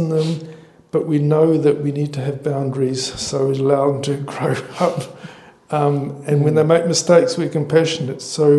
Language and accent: English; Australia; now in New Zealand; as Australian, but obviously support here in New Zealand